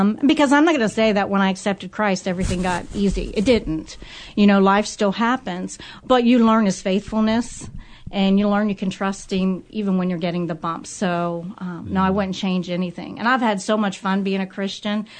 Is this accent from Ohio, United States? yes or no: yes; Cincinnati, Ohio, United States; I grew up in Price Hill, so I say I'm a real Price Hill girl.